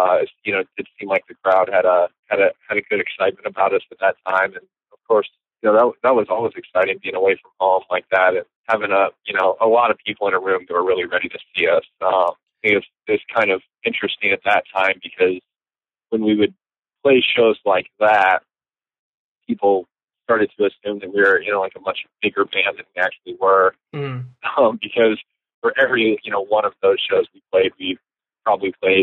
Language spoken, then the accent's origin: English; Marshalltown, Iowa, United States; also born or lived in Cedar Falls, Iowa; I was born and raised in Marshalltown